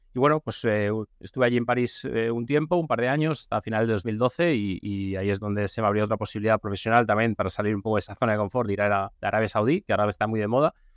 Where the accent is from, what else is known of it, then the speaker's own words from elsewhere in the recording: Valencia, Valencian Community, Spain; yo soy de aquí, soy de Valencia